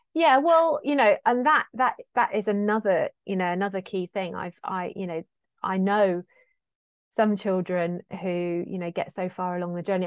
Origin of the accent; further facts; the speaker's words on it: South West England, United Kingdom; being Cornish too